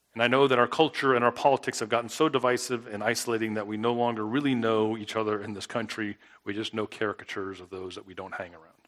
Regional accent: South Florida, United States; now in Mississippi, United States; I grew up in South Florida

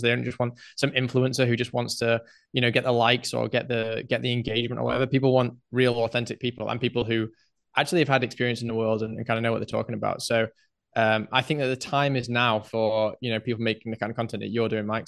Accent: England, United Kingdom; moved away as an adult; now in Mexico; I grew up in England

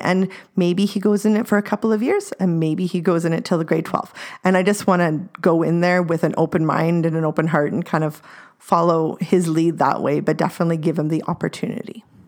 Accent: Delta, British Columbia, Canada; also born or lived in North Shore, British Columbia; we moved from the North Shore over to North Delta

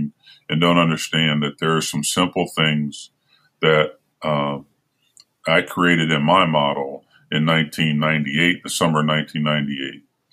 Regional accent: Middletown, Ohio, United States; moved away as an adult; also born or lived in Indiana / Los Angeles; now in Canada; I grew up in the in Middletown, Ohio, outside of Cincinnati

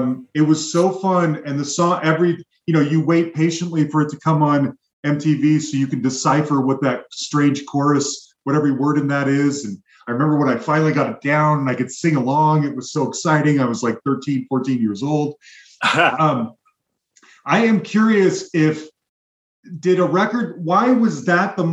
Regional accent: Salt Lake City, Utah, United States; moved away; And I'm originally from Salt Lake City, Utah

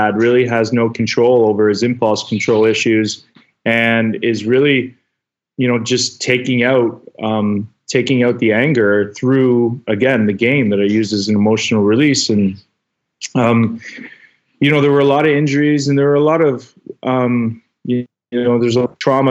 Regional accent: King City, Ontario, Canada; a small town in King City, Ontario, is where I grew up in Canada

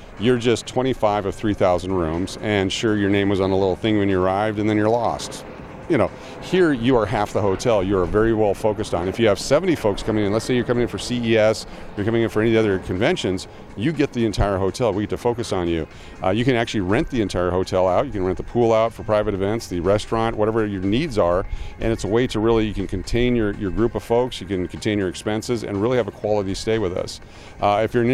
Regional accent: Fairbanks, Alaska, United States; now in Las Vegas, United States; I grew up in Fairbanks, Alaska

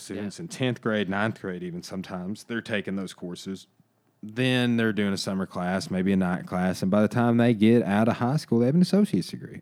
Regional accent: Arkansas, United States; I literally was growing up in Arkansas

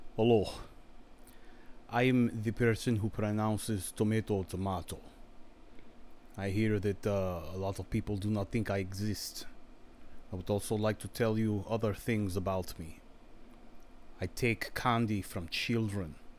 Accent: Virginia, United States; I'm from Virginia

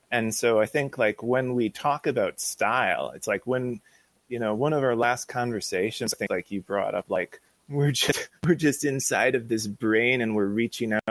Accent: Hollywood, California, United States; I'm from Hollywood.

